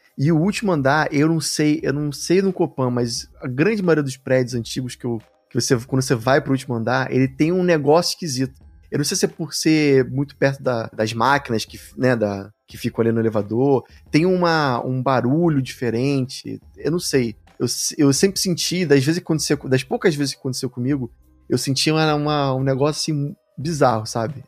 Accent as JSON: {"language": "Portuguese", "region": "Rio de Janeiro", "country": "Brazil", "said": "eu sou do Rio de Janeiro"}